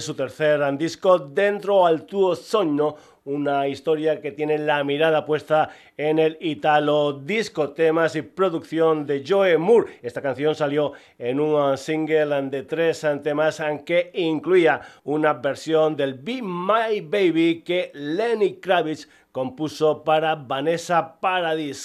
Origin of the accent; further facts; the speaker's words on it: Extremadura, Spain; mi tierra, de Extremadura